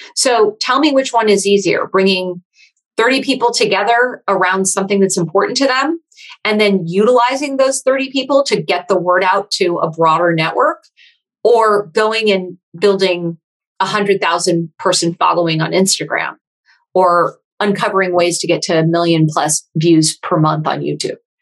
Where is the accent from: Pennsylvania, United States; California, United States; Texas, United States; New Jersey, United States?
California, United States; Silicon Valley; I am from Silicon Valley originally.